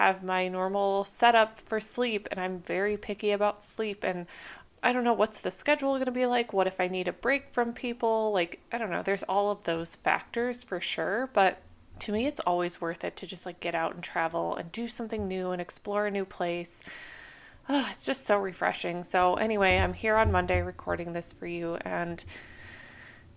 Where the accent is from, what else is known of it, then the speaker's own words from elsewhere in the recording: Minnesota, United States; moved away as an adult; now in California, United States; I grew up in Minnesota, and so for the first like 22 years of my life, I endured very harsh winters